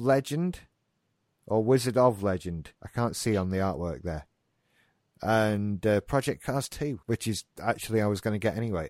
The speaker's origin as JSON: {"language": "English", "country": "United Kingdom", "said": "being British"}